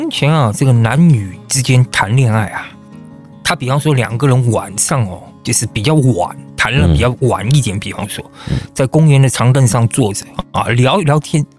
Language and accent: Chinese; China; 你知道吗？我是从中国来的，对不对？